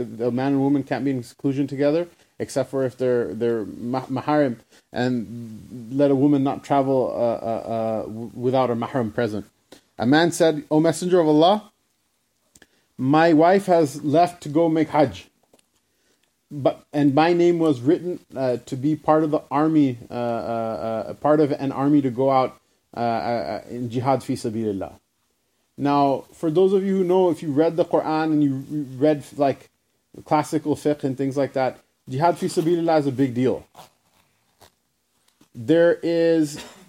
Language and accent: English; New York, United States; the teachings that our rabbi taught us, you know, when we were growing up in New York or whatever